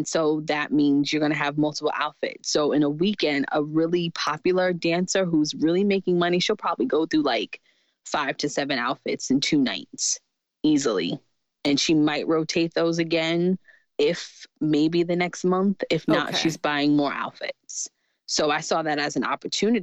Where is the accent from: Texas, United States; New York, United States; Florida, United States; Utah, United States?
New York, United States; New York City; I grew up in Jamaica, Queens, New York